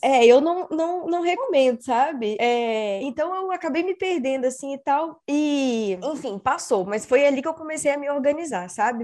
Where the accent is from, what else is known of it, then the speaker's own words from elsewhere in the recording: Espírito Santo, Brazil; moved away as an adult; also born or lived in Belo Horizonte; Eu sou capixaba, sou do Espírito Santo